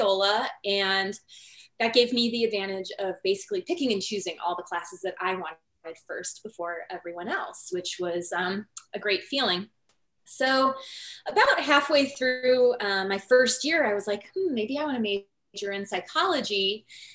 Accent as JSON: {"language": "English", "region": "Northwest Indiana", "country": "United States", "said": "I'm from Northwest Indiana. I grew up in a family that didn't know that like chiropractic existed"}